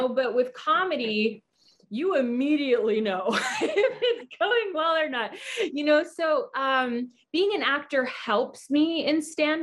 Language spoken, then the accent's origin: English; Hawaii, United States; moved away as an adult; also born or lived in New York City; I was born and raised in Hawaii. And then I moved to New York City at 18 to get training and to go to college